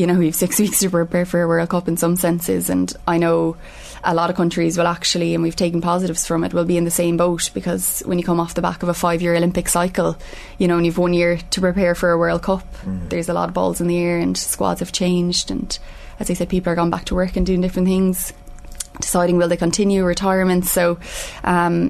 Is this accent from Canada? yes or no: no; Ireland; part of being Irish